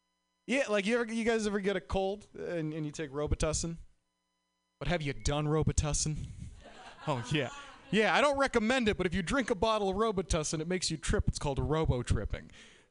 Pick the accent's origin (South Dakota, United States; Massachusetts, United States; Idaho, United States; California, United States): Massachusetts, United States; Boston; Like, I'm from Boston, and it's like pretty legal there, but it's wicked legal here.